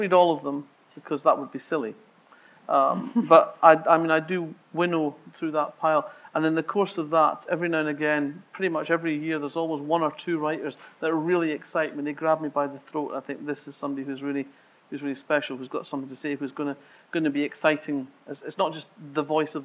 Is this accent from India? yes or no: no; Scotland, United Kingdom; I'm Scottish